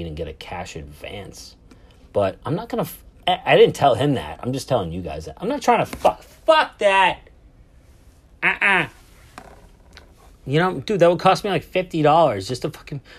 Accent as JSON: {"language": "English", "town": "Boston", "region": "Massachusetts", "country": "United States", "said": "I'm from Boston, Massachusetts, United States of America"}